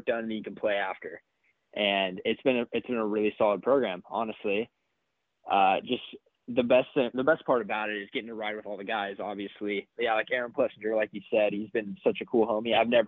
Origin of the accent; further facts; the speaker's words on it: California, United States; moved away as an adult; also born or lived in Florida; coming from Cali